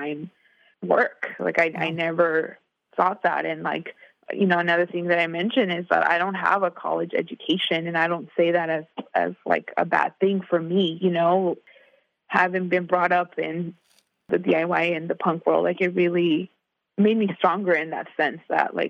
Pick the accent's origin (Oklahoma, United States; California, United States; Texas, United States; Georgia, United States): California, United States; Inland Empire, Southern; I grew up in Southern California in the Inland Empire, which is an hour south of Los Angeles.